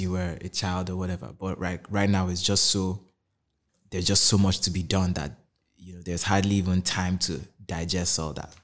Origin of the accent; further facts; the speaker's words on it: Kaduna State, Nigeria; moved away as an adult; also born or lived in Anambra; I grew up in Kaduna State my whole life